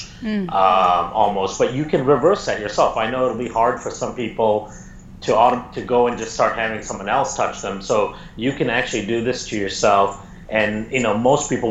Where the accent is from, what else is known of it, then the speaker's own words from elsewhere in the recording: India; I grew up in India.